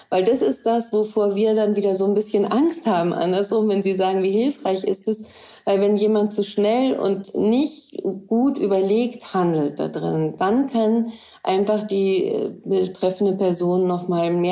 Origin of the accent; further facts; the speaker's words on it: Germany; dann sage ich vielleicht als Deutsche da drin, dass äh, ihr das nicht machen dürft